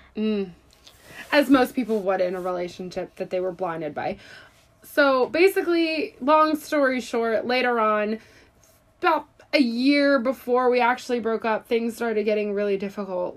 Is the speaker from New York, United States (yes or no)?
no; Philadelphia, Pennsylvania, United States; I'm also 23, but I am from Philadelphia